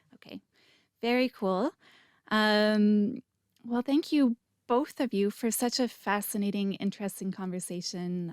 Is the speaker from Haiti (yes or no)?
no; Canada; I'm Canadian too